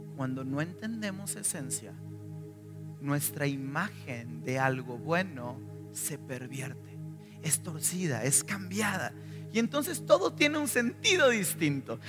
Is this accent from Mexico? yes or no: yes; northern Mexico, Mexico; moved away; de donde yo soy, reyes ni los celebramos, jamás ni un solo rey